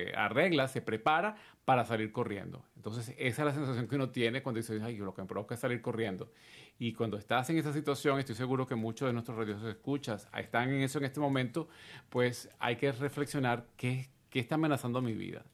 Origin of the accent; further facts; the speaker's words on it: Venezuela; en mi país, en Venezuela